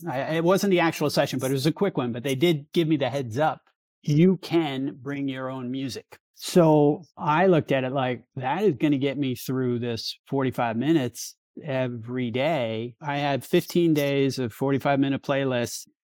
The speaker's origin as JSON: {"language": "English", "region": "New York", "country": "United States", "tie": "born or raised there", "moved": "yes", "lives_now": "Sonoma County, United States", "said": "But I grew up in New York"}